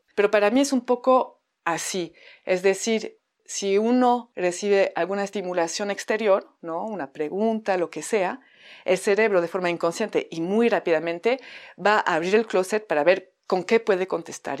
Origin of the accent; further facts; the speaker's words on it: France; accent: French; Spanish is a second language; moved away as an adult; now in Mexico; llevo casi 14 años en México, si escuchan un acento es mi acento francés